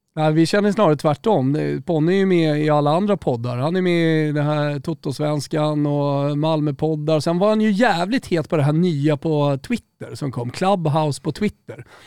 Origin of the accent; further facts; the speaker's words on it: Rönninge, Stockholm County, Sweden; Där jag är uppvuxen, i Rönninge